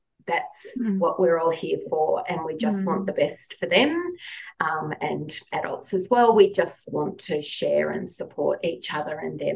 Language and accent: English; South Australia, Australia; I have a slightly different accent. Yes, I'm an Australian. I live in a wine region called the Barossa outside of Adelaide, in a little old stone cottage, 160 years old.